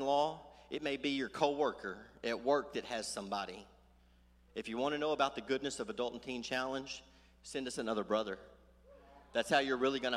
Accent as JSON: {"language": "English", "town": "Sulphur Springs", "region": "Texas", "country": "United States", "said": "I'm from Sulphur Springs"}